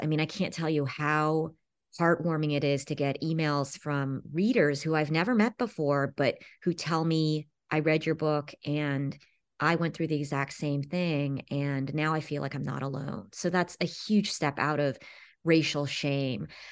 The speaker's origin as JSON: {"language": "English", "town": "Los Angeles", "region": "California", "country": "United States", "tie": "born or raised there", "said": "I grew up in Los Angeles"}